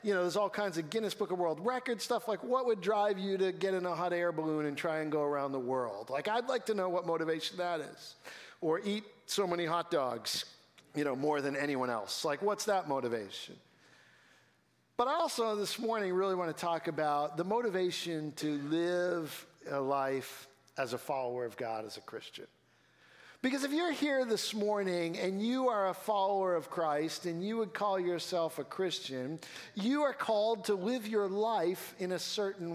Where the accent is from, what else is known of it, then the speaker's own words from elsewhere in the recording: Billerica, Massachusetts, United States; I grew up in Billerica, and so this is my home area